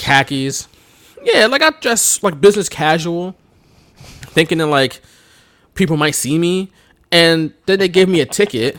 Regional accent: Philadelphia, Pennsylvania, United States; I'm from Philly, obviously, you know, we're from Philly

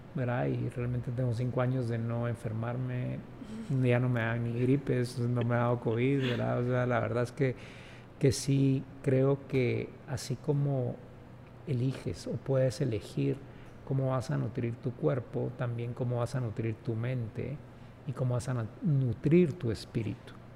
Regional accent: Guatemala; also born or lived in London; Yo no nací en Francia, yo no nací en Argentina, yo nací en Guatemala y este es mi entorno

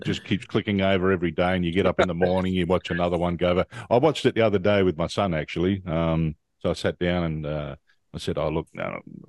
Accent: Adelaide, South Australia, Australia; moved away; I did a gig back in my hometown, Adelaide

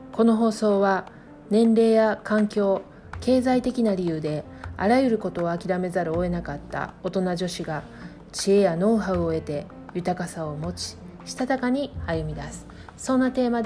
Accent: Kansai, Japan; accent: Kansai-ben; moved away; also born or lived in Tokyo; 関西人の私

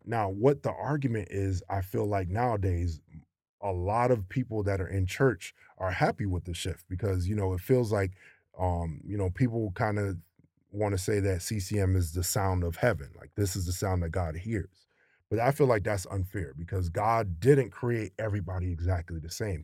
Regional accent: Maryland, United States; growing up in Maryland

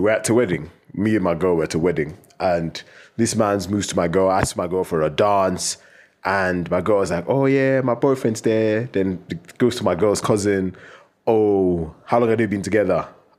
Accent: England, United Kingdom; I say Jesus because I'm an English

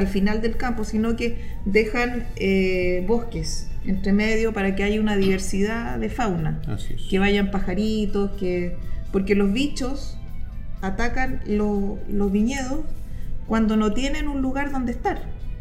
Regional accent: Chile; uno como chilena busquilla

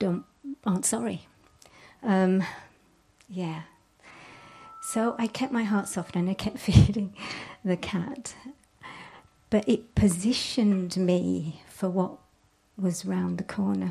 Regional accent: Yorkshire and the Humber, United Kingdom; I'm from Yorkshire.

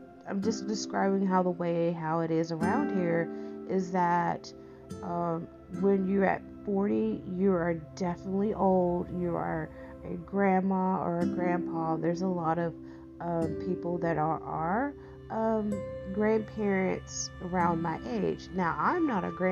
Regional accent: East Texas, United States; being a Texan, I'm a fifth generation Texan, and. And then, like, being, like, raised in a very small East Texas town

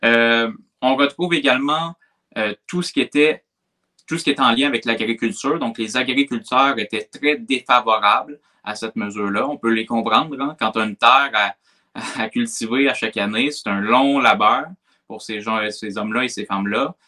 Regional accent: Quebec, Canada; on ne se reconnaît pas en tant que Québécois

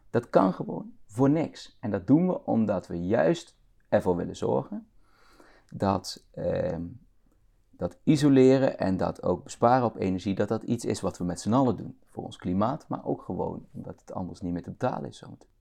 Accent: northern Limburg, Netherlands; moved away as an adult; also born or lived in Rotterdam; now in Bemmel, Netherlands; Maar we zijn al heel snel, toen ik een paar jaar oud was en naar de kop van Noord-Limburg verhuisd. Daar komt mijn accent ook vandaan

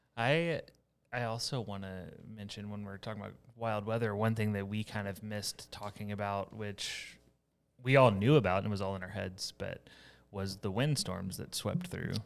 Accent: Houston area, Texas, United States; moved away; also born or lived in Iowa; my hometown

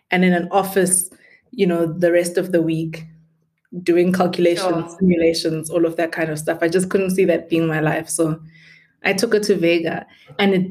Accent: Witbank, Mpumalanga, South Africa; moved away as an adult; also born or lived in Bronkhorstspruit, Gauteng; now in Johannesburg, South Africa; I grew up in Witbank and Bronkhorstspruit, which are both small towns just outside of Pretoria on your way to Mbombela.

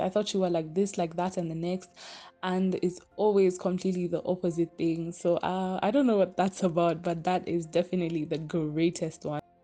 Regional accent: Kenya; I'm Kenyan

